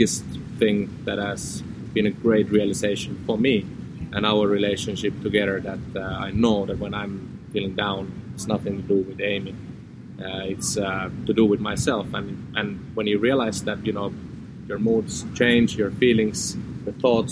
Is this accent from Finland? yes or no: yes; Finland; also born or lived in Amsterdam; we've moved back to Finland together, back to my home country and close to my family